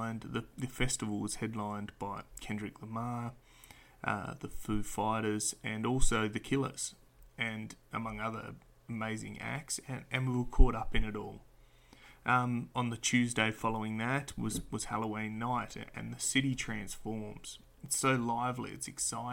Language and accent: English; Perth, Western Australia, Australia; I'm an Australian hailing from sunny Perth, Western Australia